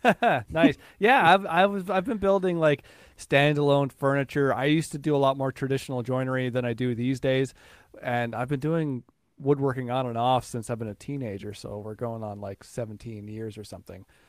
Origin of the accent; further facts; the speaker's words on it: Newfoundland and Labrador, Canada; I grew up in Newfoundland